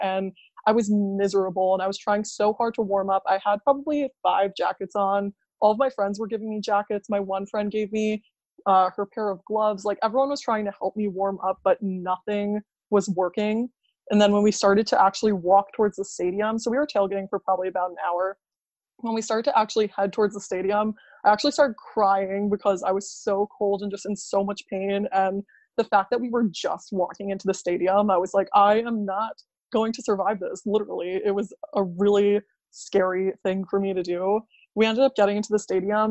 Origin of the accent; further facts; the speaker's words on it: New York, United States; I'm from New York